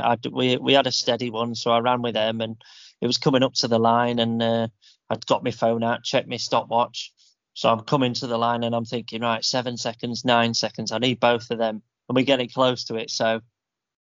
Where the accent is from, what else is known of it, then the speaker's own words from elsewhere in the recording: Yorkshire and the Humber, United Kingdom; We're from Yorkshire.